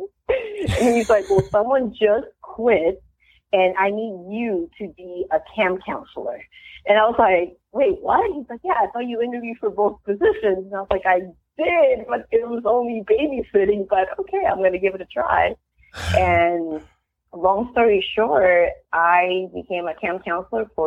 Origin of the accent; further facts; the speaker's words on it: Peru; also born or lived in Queens, New York / Miami; now in United States; I'm actually from Peru